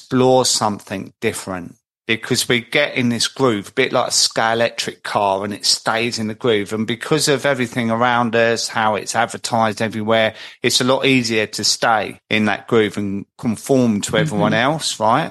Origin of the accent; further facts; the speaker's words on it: Croydon, London, United Kingdom; I'm 54 years old, covered in tattoos, and I'm a bloke from Croydon